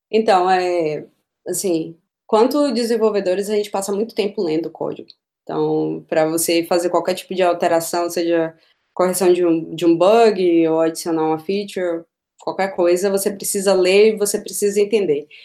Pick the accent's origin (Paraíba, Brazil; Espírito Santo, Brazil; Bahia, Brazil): Bahia, Brazil; Feira de Santana; moved away as an adult; now in Berlin, Germany; eu sou de Feira de Santana, no interior da Bahia